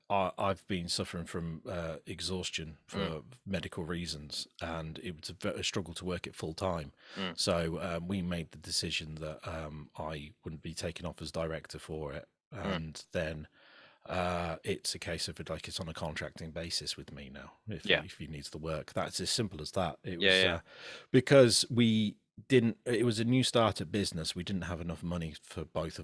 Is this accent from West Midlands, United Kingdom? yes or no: yes; Rugby, West Midlands, United Kingdom; And I'm from Rugby in the Midlands.